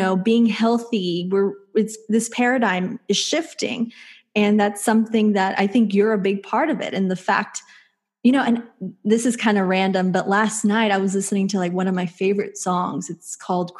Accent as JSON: {"language": "English", "region": "Texas", "country": "United States", "tie": "born or raised there", "said": "I grew up in Texas"}